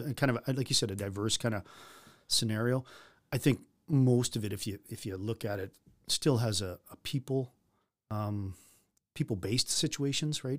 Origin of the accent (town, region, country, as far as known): North Battleford, Saskatchewan, Canada; born or raised there